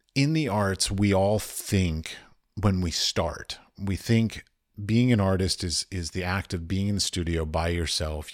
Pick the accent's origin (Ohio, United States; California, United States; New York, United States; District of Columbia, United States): District of Columbia, United States; Washington; moved away; I have lots of friends that I grew up with in Washington, D C